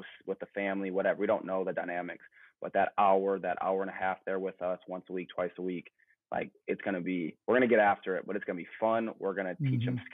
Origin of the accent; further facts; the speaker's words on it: Duluth, Minnesota, United States; moved away as an adult; now in Charlotte, United States; I'm originally from Duluth, Minnesota, about 3 hours north of Minneapolis.